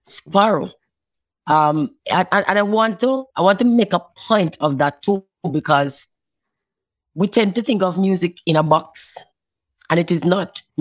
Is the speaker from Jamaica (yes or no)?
yes; Richmond, Saint Mary, Jamaica; I grew up in St. Mary, in a little town called Richmond.